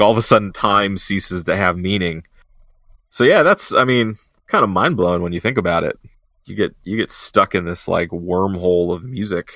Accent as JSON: {"language": "English", "town": "Columbus", "region": "Ohio", "country": "United States", "tie": "born or raised there", "said": "my hometown of Columbus."}